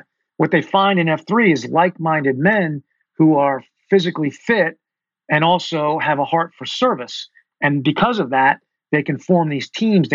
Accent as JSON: {"language": "English", "region": "Connecticut", "country": "United States", "also_born_or_lived": "Boston / Fort Benning / Fort Bragg / North Carolina", "moved": "as an adult", "lives_now": "Charlotte, United States", "said": "I'm originally from Connecticut"}